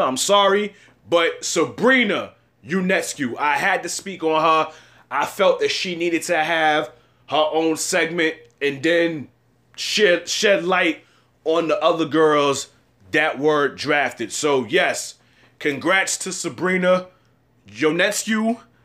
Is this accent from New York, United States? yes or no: yes; New York, United States; as a New Yorker